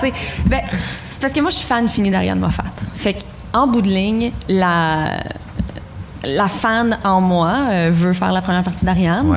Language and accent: French; Ontario, Canada; moi, en tant que franco-ontarienne